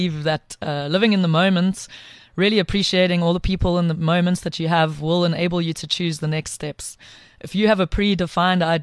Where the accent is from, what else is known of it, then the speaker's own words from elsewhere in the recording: Pietermaritzburg, KwaZulu-Natal, South Africa; also born or lived in Eastern Cape; So I grew up in Pietermaritzburg. Well, I was born in the Eastern Cape, moved to Pietermaritzburg when I was young